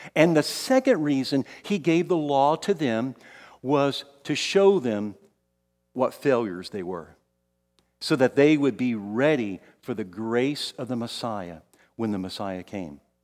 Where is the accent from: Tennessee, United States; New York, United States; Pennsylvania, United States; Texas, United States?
Texas, United States; San Antonio; also born or lived in Kansas City; I moved from here in San Antonio, this is my hometown